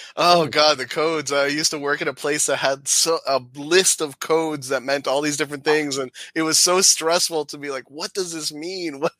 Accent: Miami, Florida, United States; moved away as an adult; now in Michigan, United States; all my life, born and raised in Florida, and then in 2000 we moved up to Michigan, the whole family.

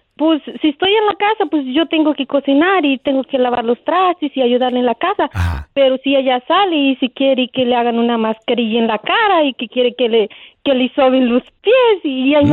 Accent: Morelos, Mexico; De, de Morelos

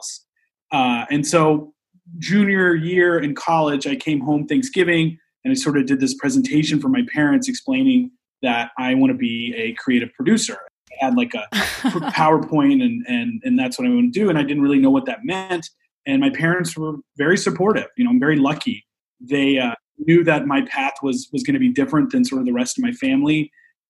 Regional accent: Houston, Texas, United States; now in New York, United States; I grew up in Houston

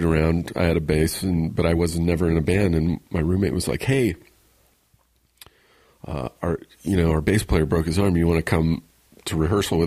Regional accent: Riverside, California, United States; I grew up in Riverside, which is about an hour away from here.

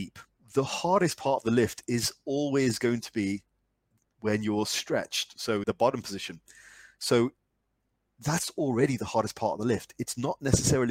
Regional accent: United Kingdom; me being very British

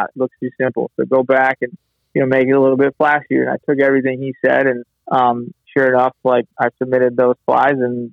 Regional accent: Chesapeake Bay area, United States; growing up on the Chesapeake and being originally being kind of a saltwater guy

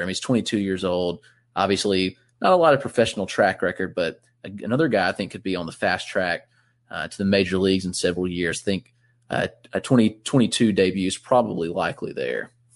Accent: Greenville, South Carolina, United States; my hometown in Greenville, South Carolina.

